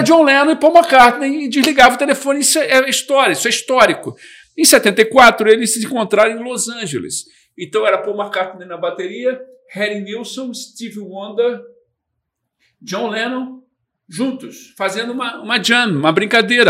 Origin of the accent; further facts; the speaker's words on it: Brazil; eu sou lá do Brasil